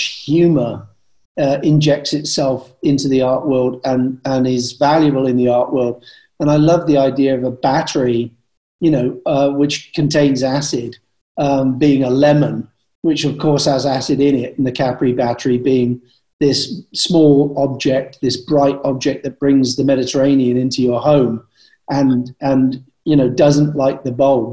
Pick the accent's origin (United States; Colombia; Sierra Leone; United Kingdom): United Kingdom; Bath, South West England; I come from Bath